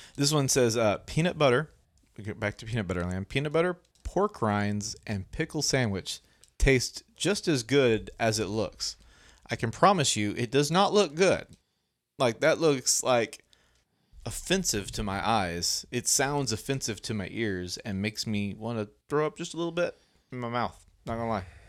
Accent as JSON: {"language": "English", "region": "Arkansas", "country": "United States", "said": "we're from Arkansas"}